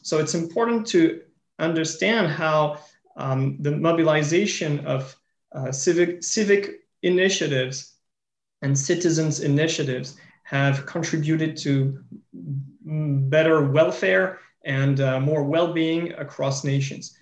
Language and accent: English; France; In my home country, in France